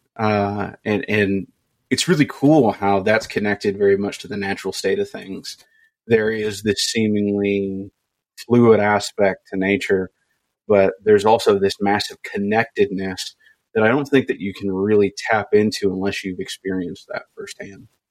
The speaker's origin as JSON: {"language": "English", "region": "Kentucky", "country": "United States", "tie": "born or raised there", "said": "I grew up in Kentucky"}